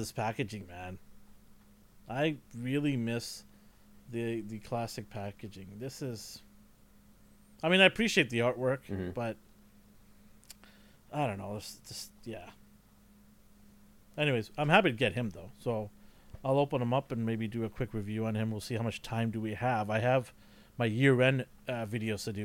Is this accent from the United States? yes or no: no; Canada; I'm Canadian